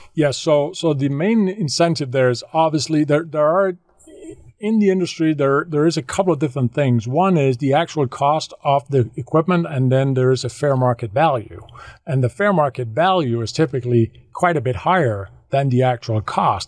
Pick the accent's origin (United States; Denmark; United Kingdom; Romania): Denmark; moved away as an adult; I, I, am from Denmark. I grew up in Denmark uh, the first 40 years of my life there